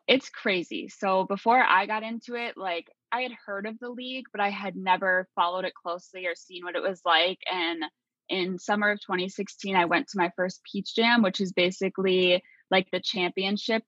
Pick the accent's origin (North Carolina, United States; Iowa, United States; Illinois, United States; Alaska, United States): Iowa, United States; I was born and raised in Iowa, like a small Iowa town